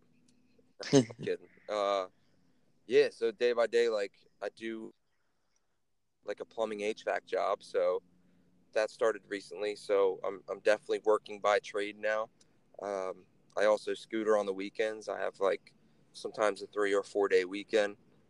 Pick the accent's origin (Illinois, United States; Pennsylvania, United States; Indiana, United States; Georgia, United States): Pennsylvania, United States; Levittown; I'm from fucking Levittown.